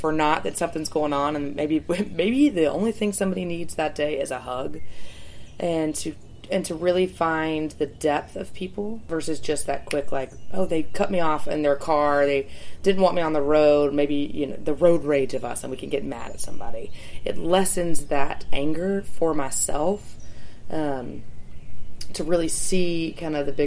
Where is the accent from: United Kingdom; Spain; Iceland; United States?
United States; Lookout Mountain, Georgia; also born or lived in New Zealand; growing up in Lookout is sensational